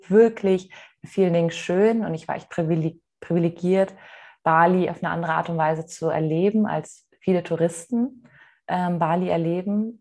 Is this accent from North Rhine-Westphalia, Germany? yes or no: no; Mainz, Rhineland-Palatinate, Germany; ich komme aus Mainz ursprünglich